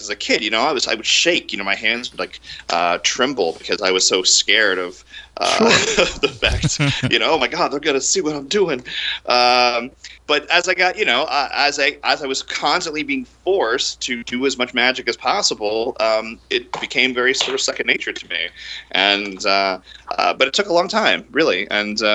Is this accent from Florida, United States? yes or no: yes; Orlando, Florida, United States; I grew up in Orlando, you know, cultural center of the world